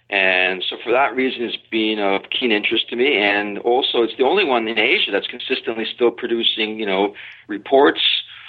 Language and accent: English; Pacific Northwest, United States; Well, the thing is, I'm from the Pacific Northwest, so my interpretation of remote is a little bit different.